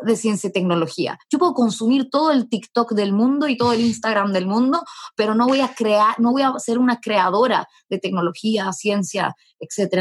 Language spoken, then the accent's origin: Spanish; Arica, Arica y Parinacota, Chile; moved away; also born or lived in Santiago; yo nací en Arica